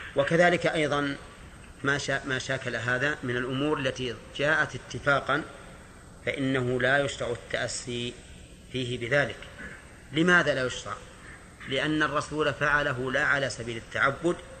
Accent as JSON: {"language": "Arabic", "region": "Najd", "country": "Saudi Arabia", "said": "نحن من أهل نجد"}